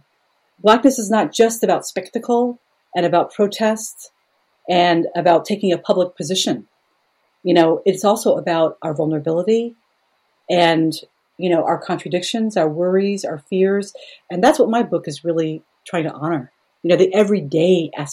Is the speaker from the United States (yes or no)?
yes; United States; I am an American.